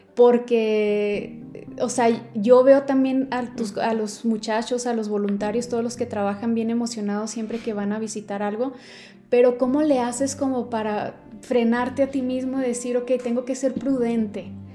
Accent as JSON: {"language": "Spanish", "region": "Chihuahua", "country": "Mexico", "said": "en la ciudad de Chihuahua, de donde, de donde yo soy"}